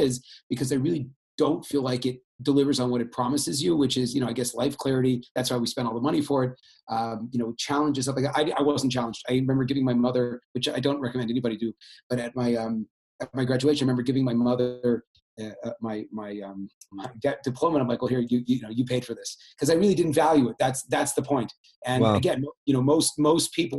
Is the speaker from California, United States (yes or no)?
yes; Bay Area, California, United States; I grew up in the Bay Area